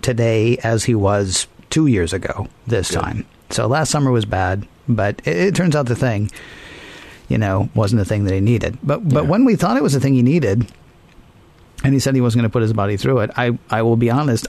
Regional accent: the South, Southern United States, United States; being a Southerner

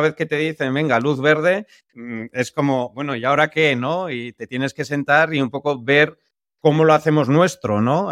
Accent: San Sebastián, Basque Country, Spain; nosotros que somos de San Sebastián

